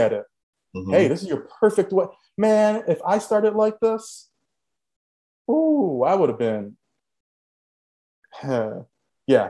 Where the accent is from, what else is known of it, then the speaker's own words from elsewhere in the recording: Chicago, Illinois, United States; also born or lived in Los Angeles; born and raised in Chicago, we always seen all four seasons